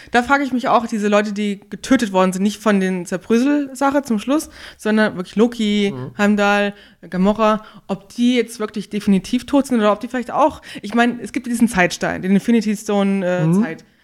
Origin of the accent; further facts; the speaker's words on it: Northern Hesse, Germany; ich komme aus Nordhessen, da sagt man immer 100%.